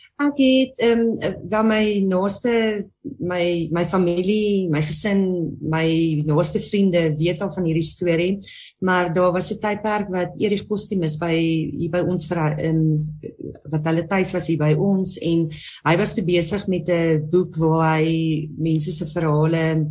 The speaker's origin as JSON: {"language": "Afrikaans", "town": "Musina", "region": "Limpopo", "country": "South Africa", "said": "ek kom van Messina af, 'n baie klein dorpie"}